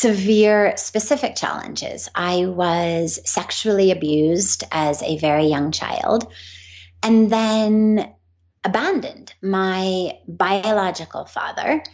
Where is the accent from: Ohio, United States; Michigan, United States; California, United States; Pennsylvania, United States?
California, United States; Los Angeles; I grew up in Los Angeles